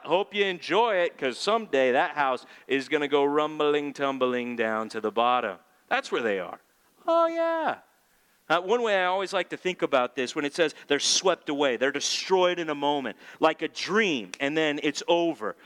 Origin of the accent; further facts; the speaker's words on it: California, United States; I'm a Californian